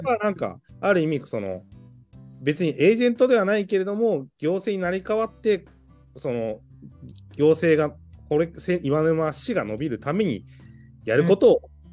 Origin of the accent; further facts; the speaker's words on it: Iwanuma, Miyagi, Japan; also born or lived in Tokyo; 自分の生ま れ育った町